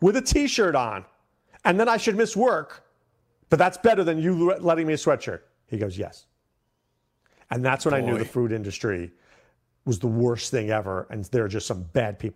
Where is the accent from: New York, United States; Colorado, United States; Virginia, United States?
New York, United States; moved away as an adult; So I grew up in New York, right? And I lived in New York until I was about 30-something.